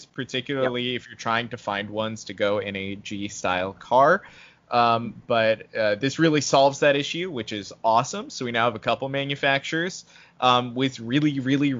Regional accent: New York, United States; I'm located on the East Coast. For anyone who doesn't know, I'm a New Yorker

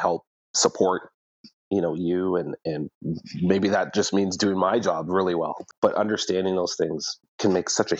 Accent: Ottawa, Ontario, Canada; moved away as an adult; also born or lived in Toronto; now in London, Canada; I was born and raised in Ottawa, so had friends and family there

